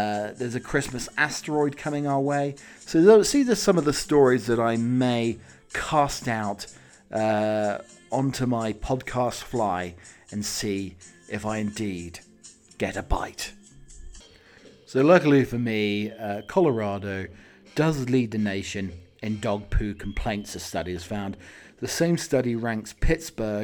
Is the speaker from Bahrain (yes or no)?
no; England, United Kingdom; moved away as an adult; now in United States; I haven't lived in the UK for 20 years, but I have been living my life as an Englishman in America.